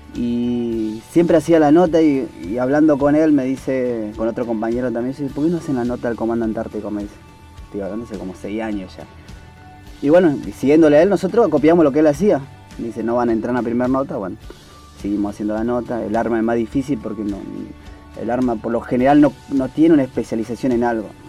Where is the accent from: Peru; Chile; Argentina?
Argentina; Palpalá, Jujuy; moved away as an adult; also born or lived in Buenos Aires; Yo soy de Jujuy, Pálpala, y este, me vine a Buenos Aires porque mi tío era militar